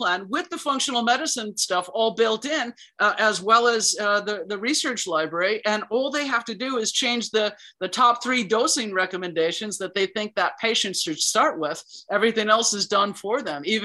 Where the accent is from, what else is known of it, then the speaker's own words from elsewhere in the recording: Chicago, Illinois, United States; I was born and raised in Chicago